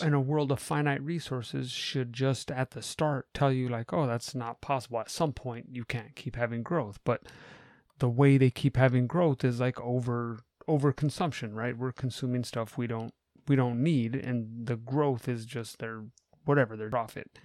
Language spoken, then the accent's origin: English; United States; as an American